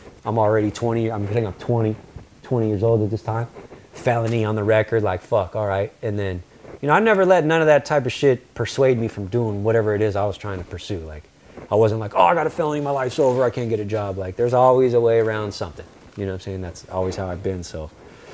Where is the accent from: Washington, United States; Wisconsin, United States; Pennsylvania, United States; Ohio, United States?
Washington, United States; Yelm; also born or lived in San Francisco; now in Los Angeles, United States; My brother in life, who I grew up with in Yelm